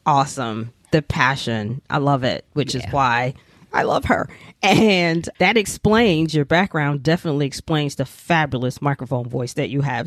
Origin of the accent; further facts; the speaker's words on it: New York City, New York, United States; I'm a native New Yorker, born and raised in New York City, proud of it